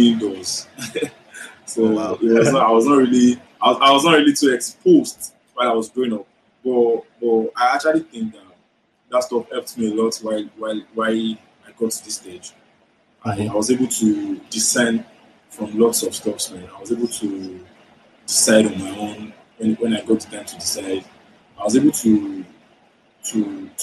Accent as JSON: {"language": "English", "town": "Ibadan", "region": "Oyo", "country": "Nigeria", "tie": "born or raised there", "moved": "yes", "lives_now": "Lagos, Nigeria", "said": "I was raised in Ibadan"}